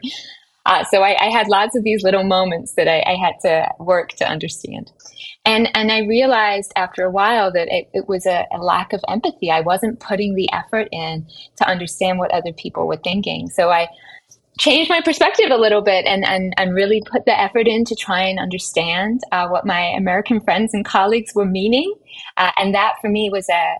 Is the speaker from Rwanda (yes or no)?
no; England, United Kingdom; moved away as an adult; now in United States; So I was born in England and I lived there until I was 24 when I moved to America for my graduate school education.